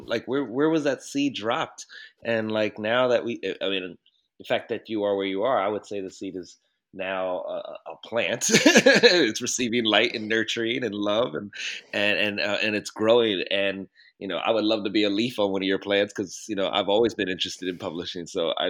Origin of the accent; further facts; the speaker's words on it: Baltimore, Maryland, United States; growing up in Baltimore, you would hear, you know, there's a lot of adultification already happening.